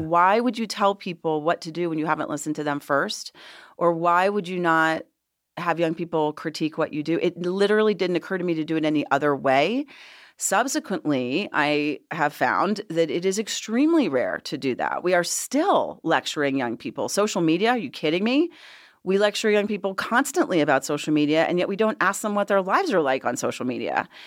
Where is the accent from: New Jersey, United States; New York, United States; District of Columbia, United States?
District of Columbia, United States; Washington; moved away as an adult; also born or lived in Los Angeles; now in Colorado, United States; I am originally from Washington, D C. Um, and I lived there, grew up there